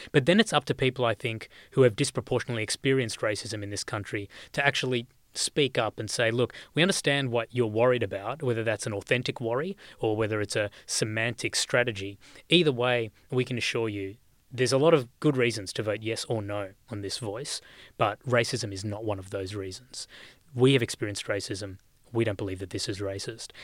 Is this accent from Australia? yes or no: yes; Australia; growing up in this country